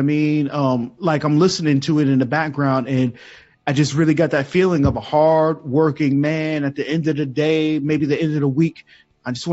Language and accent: English; Charleston, South Carolina, United States; I am from Charleston, South Carolina